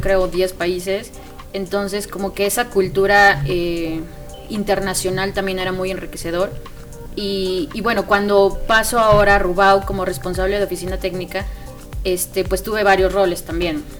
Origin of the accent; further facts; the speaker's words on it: Mexico City, Mexico; also born or lived in Querétaro; yo soy de, de la Ciudad de México